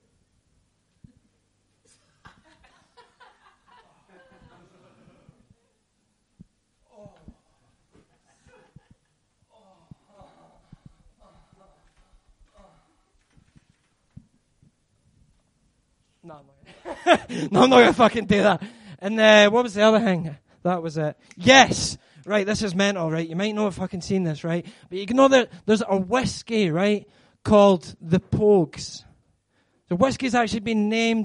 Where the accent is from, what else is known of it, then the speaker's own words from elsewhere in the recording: Scotland, United Kingdom; I'm Scottish. I'm Scottish